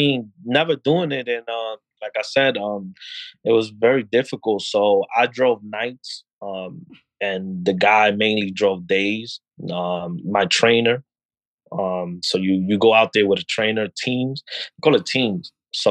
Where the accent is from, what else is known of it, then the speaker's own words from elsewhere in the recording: New York, United States; But you know, like I'm a New Yorker, so I'm like, I'm done with the 1 hour, 2 hour commute.